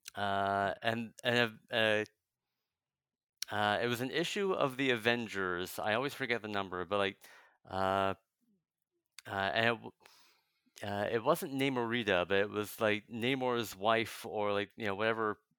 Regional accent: New Jersey, United States; now in Chicago, United States; I'm I'm originally from uh, New Jersey

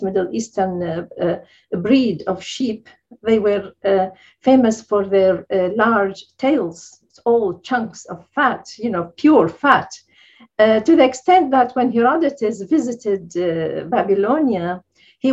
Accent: Baghdad, Baghdad Governorate, Iraq; I grew up in Baghdad, which is a kind of multi-ethnic, society

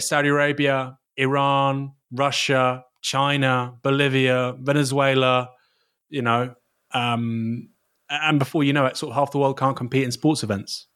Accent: Bournemouth, South West England, United Kingdom; I'm from Bournemouth. Um, I, I would go to Watchbournemouth occasionally as a kid

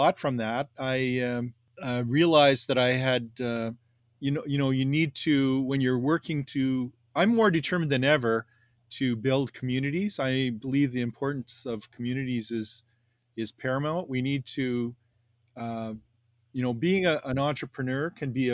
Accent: Canada; am a proud Canadian

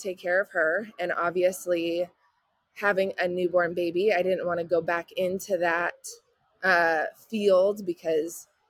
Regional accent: California, United States; moved away as an adult; now in Houston, United States; I'm originally from California. We moved here February of 22 to Houston, Texas

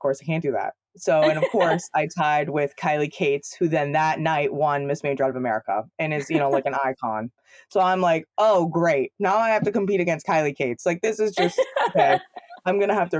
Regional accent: Ohio, United States; moved away as an adult; also born or lived in Pennsylvania; now in East Lansing, United States; I started at a studio in Ohio, grew up there

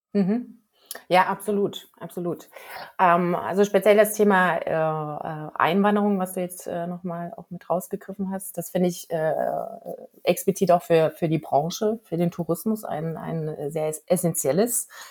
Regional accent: Germany; hier bei uns in Deutschland

